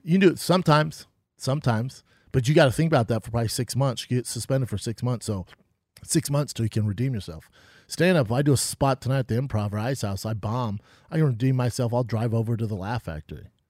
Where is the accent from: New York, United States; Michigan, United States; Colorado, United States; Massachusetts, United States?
Colorado, United States; Aurora; moved away as an adult; also born or lived in Denver; now in Los Angeles, United States; I'm from Aurora. It's a di, a little different part, you know, but it's, it's nice. It's a tougher area now